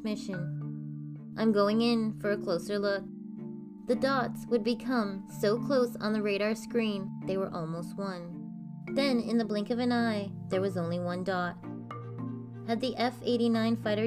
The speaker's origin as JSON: {"language": "English", "country": "Canada", "said": "I'm Canadian"}